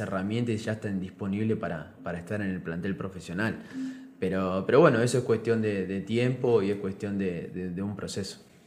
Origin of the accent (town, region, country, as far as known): Argentina; moved away as an adult; now in San Cristóbal, Venezuela